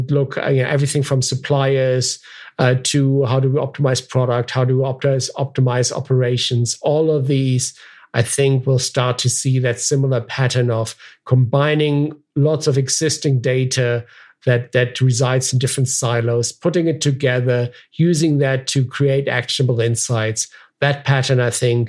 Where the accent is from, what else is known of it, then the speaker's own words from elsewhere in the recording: Germany; moved away; My family, I'm originally from Germany, and so I've visited family there